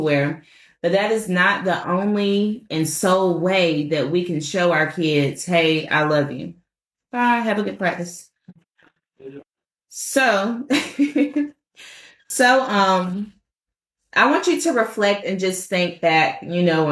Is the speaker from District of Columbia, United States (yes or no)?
yes; Washington, District of Columbia, United States; moved away; I'm from Washington, D.C. originally.